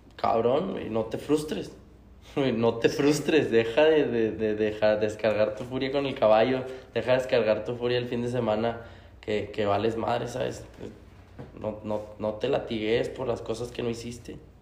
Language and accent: Spanish; Mexico; como mexicanos somos